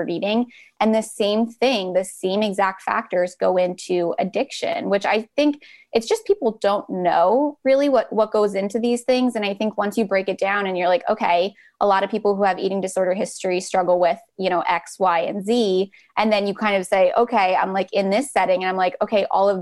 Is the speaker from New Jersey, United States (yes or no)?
no; West Chester, Pennsylvania, United States; I'm from Westchester, Pennsylvania, which is right outside the suburbs